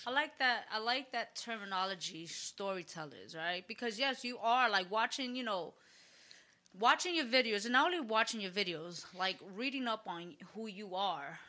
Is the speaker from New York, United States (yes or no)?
yes; New York City, New York, United States; I grew up in the Bronx